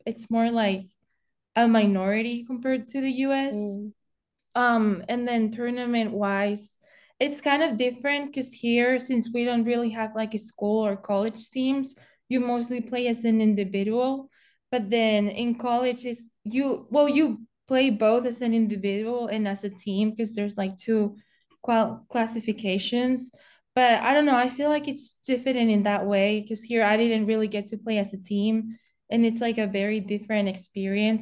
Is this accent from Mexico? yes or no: no; Spain; moved away as an adult; now in Indianapolis, United States; I'm originally from Spain, and I'm 20 years old, and I moved into the United States um, when I was 18